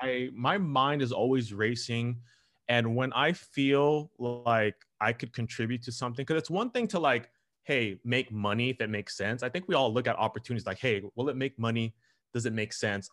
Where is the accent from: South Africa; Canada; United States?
United States; Southern California; I grew up here in Southern California um, okay. all my life